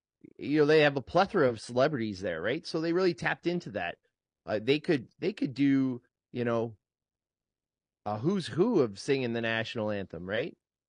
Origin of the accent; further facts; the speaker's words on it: Canada; It wasn't the playoffs, so they let me in because I'm Canadian.